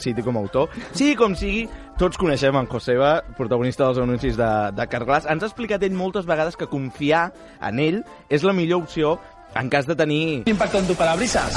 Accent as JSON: {"language": "Catalan", "town": "Terrassa", "region": "Catalonia", "country": "Spain", "tie": "born or raised there", "said": "jo vaig néixer a Terrassa"}